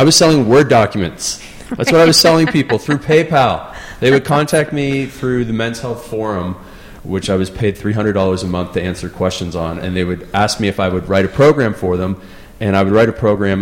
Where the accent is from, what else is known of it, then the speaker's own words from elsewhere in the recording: Canada; I grew up in Canada in a small town